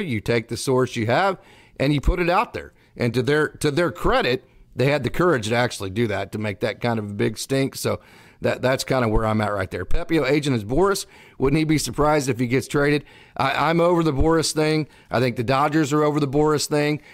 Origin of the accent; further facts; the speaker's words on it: Oklahoma, United States; I grew up in Oklahoma